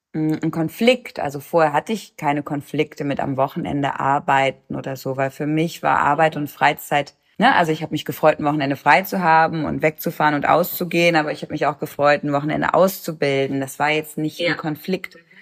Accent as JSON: {"language": "German", "country": "Germany", "tie": "born or raised there", "moved": "yes", "lives_now": "Cologne, Germany", "said": "ich bin in der Nähe von der holländischen Grenze groß geworden"}